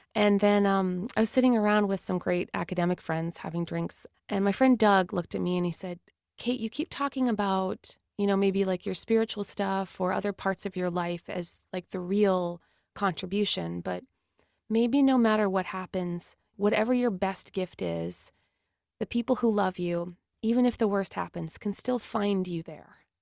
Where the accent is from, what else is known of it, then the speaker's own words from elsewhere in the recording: Canada; we're Canadian